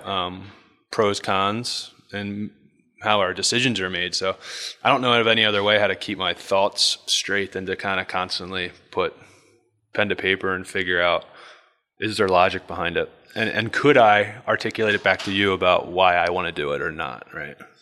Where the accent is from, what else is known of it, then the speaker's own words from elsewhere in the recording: Bel Air, Maryland, United States; I grew up in Bel Air, Maryland.